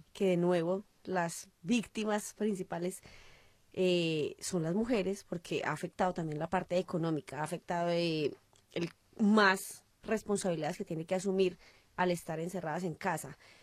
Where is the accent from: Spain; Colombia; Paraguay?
Colombia; now in Melbourne, Australia; nosotros los colombianos